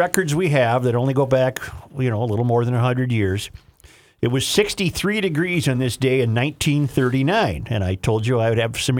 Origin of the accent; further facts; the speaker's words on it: United States; I grew up in the Twin Ports, and both Duluth and Superior are strongly Democrat